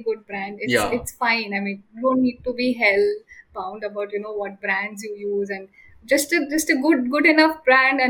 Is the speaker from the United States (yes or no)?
no; Mumbai, Maharashtra, India; I grew up in Matunga. Then I shifted to Navi Mumbai.